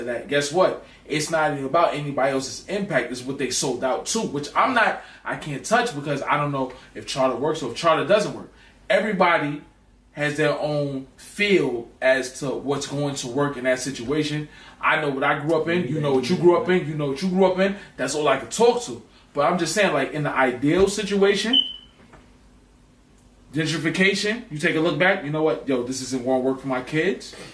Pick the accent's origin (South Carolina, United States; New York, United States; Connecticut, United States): New York, United States; New York City; I grew up in Marcy